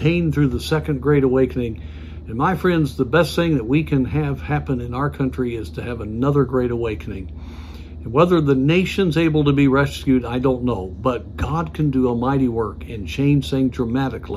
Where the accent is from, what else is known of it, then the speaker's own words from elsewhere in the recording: United States; as an American.